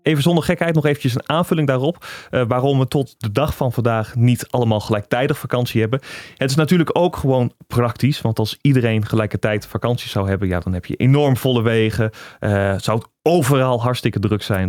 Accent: Drenthe, Netherlands; Ik kom uit Drenthe.

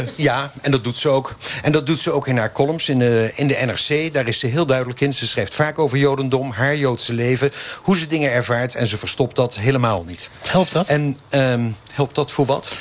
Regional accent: Rotterdam, South Holland, Netherlands; ik kom uit Rotterdam

